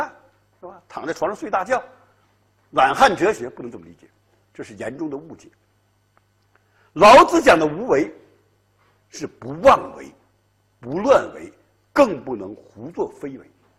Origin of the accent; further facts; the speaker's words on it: China; 四两拨千斤，我们中国人特别善于这一套，悠悠无尽的历史烟云